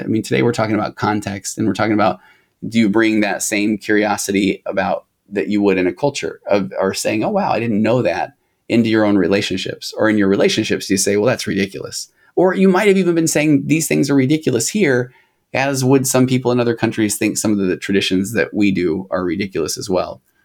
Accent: United States; I'm an American

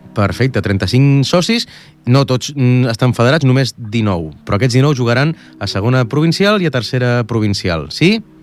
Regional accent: Manlleu, Catalonia, Spain; De Manlleu

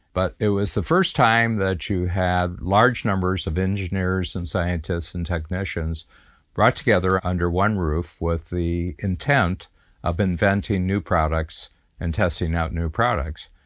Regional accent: Milan, Ohio, United States; born or raised there; also born or lived in Cleveland, Ohio

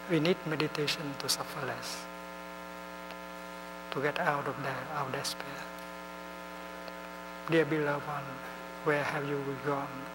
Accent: Netherlands; English is a second language; Uh, I'm from the Netherlands, but uh, speaking in Thay way, I have come from nowhere.

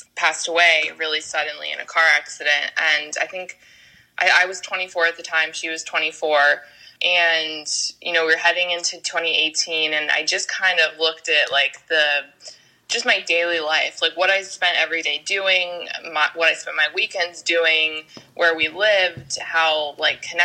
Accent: Tampa, Florida, United States; I grew up in Florida, in Tampa

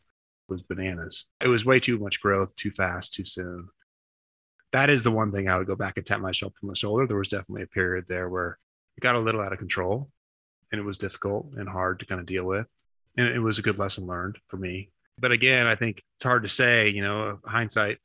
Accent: Midwest, United States; moved away as an adult; also born or lived in New York City; I was from the Midwest

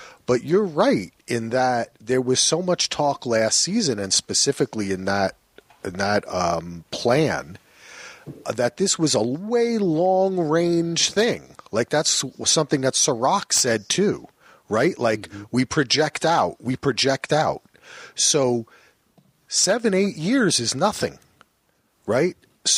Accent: New Jersey, United States; Yo, I'm from New Jersey, man.

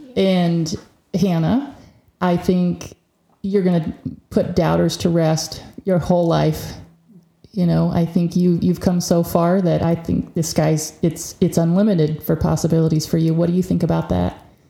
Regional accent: Hays, Kansas, United States; moved away; my hometown high school in Hayes, Kansas

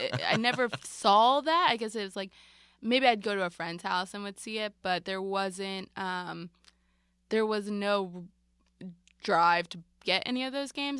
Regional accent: Marlton, New Jersey, United States; I grew up in South Jersey in a town called Marlton

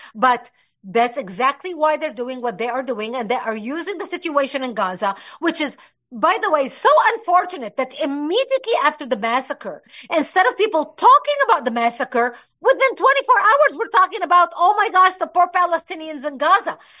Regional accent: Lebanon; moved away; I was born and raised in Lebanon

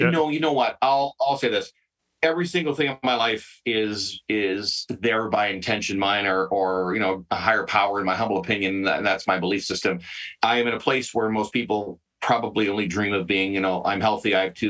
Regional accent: Western Canada, Canada; I'm, you know, I'm born and raised in Western Canada, so I'll say country music.

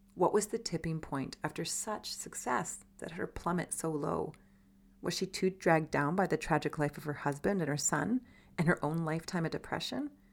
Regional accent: Canada; We were raised in Canada

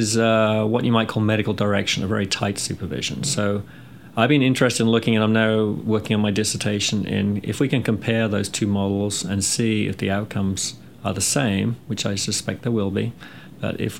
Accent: England, United Kingdom; moved away as an adult; also born or lived in California; now in North Carolina, United States; I'm from England, and I graduated from nursing school in the UK back in 86. Came to the US soon after

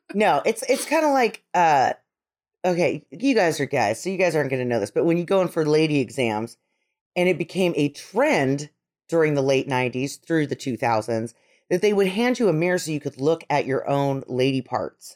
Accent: Idaho, United States; we're from Idaho

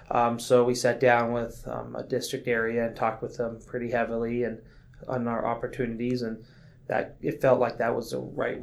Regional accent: Klamath Falls, Oregon, United States; also born or lived in Midwest; now in Medford, United States; So, I was born and raised in Klamath Falls. Then we moved to the Midwest

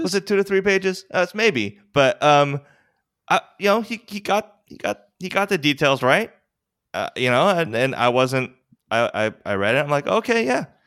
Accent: Westchester, New York, United States; also born or lived in Korea; I, was adopted when I was four. I grew up sort of in very, very white Westchester

